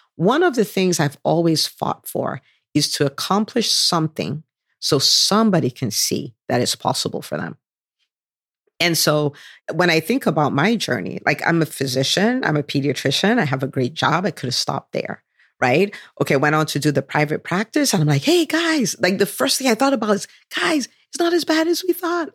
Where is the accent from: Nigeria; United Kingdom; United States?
Nigeria; moved away; I did do a bit of growing up in Nigeria